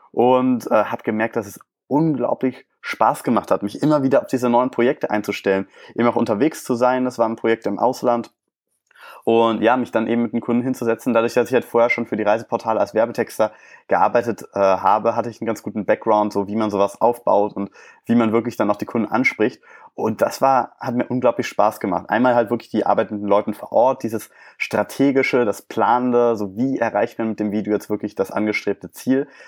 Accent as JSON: {"language": "German", "town": "Leverkusen", "region": "North Rhine-Westphalia", "country": "Germany", "tie": "born or raised there", "said": "ein kleines Kino in Leverkusen angeschrieben, meine Heimatstadt"}